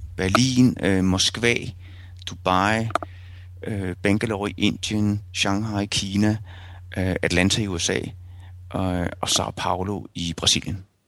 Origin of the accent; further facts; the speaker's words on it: Rødovre, Capital Region of Denmark, Denmark; moved away as an adult; also born or lived in Silkeborg / Vesterbro, Copenhagen; now in Copenhagen, Denmark; inden mine forældre flyttede til Rødovre